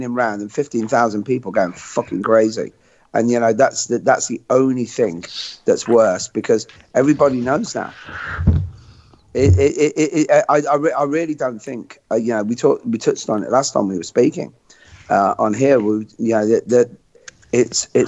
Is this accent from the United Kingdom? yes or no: yes; Coventry, West Midlands, United Kingdom; my hometown in Coventry